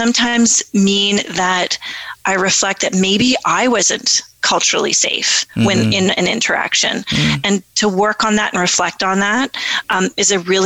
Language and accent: English; Alderville, Ontario, Canada; moved away as an adult; now in Ottawa, Canada; I grew up with the Mississaugas of Alderville